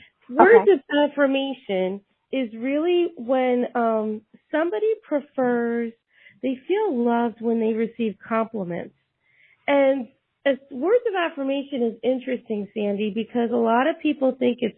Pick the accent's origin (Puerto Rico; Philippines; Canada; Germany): Puerto Rico; also born or lived in New York; now in Tennessee, United States; I was born in New York, raised in Puerto Rico.